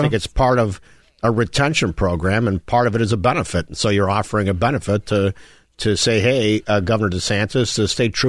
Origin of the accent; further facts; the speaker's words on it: DuPage County, Illinois, United States; I'm from DuPage